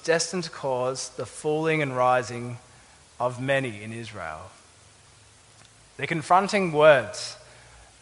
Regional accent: Adelaide, South Australia, Australia; moved away; I'm from Adelaide.

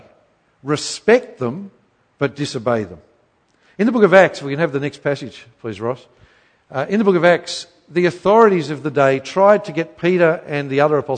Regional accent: Queensland, Australia; I grew up in Queensland

